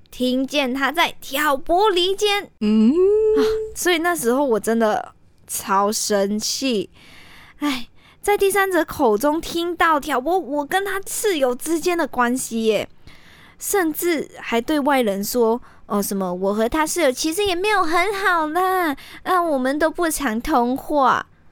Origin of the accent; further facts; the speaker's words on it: Malaysia; moved away as an adult; now in Taiwan; 我来自马来西亚的嘛。那自己一个独自过来台湾留学